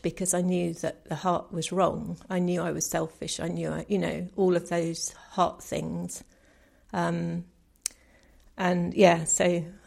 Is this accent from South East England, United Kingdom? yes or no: yes; New Forest, South East England, United Kingdom; I grew up in the New Forest, so quite a rural area